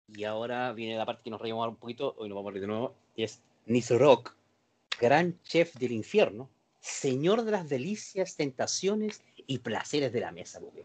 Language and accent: Spanish; Concepción, Biobío, Chile; los que somos penquistas